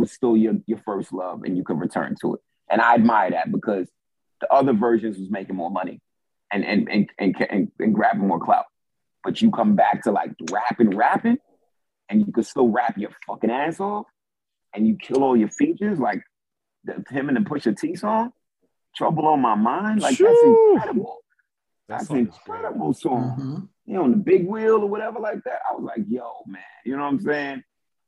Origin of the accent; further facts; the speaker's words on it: New York, United States; I'm a New Yorker